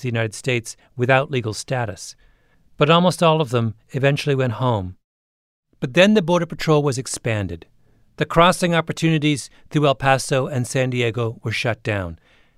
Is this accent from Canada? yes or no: yes; Canada; When I was 14, growing up in Canada